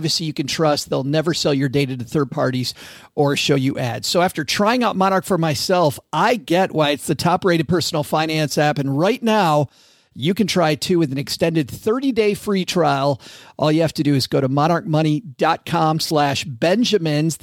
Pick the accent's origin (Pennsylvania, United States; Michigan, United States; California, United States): Michigan, United States; Kalamazoo; my hometown of Kalamazoo